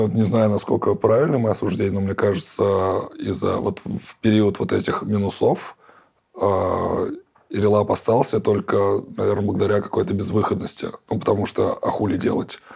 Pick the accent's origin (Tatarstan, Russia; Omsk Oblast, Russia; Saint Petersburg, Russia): Tatarstan, Russia; Kazan; я же коренной житель Казани